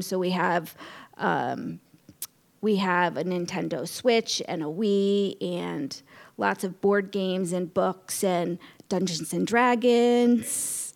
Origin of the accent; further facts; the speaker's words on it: Norwalk, Connecticut, United States; moved away as an adult; also born or lived in Rhode Island; now in Westerly, United States; I grew up in Norwalk, Connecticut